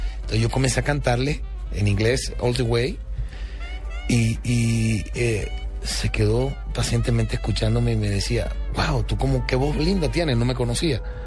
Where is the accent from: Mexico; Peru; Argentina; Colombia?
Colombia; Caribbean Region; soy el primer colombiano en la historia